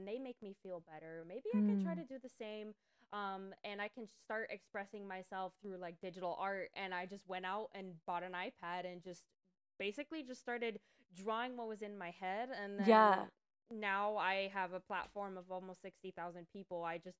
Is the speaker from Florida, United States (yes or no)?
yes; Miami, Florida, United States; here about a year ago in the middle of a pandemic to get away from the bubble that is Miami, because I came from Miami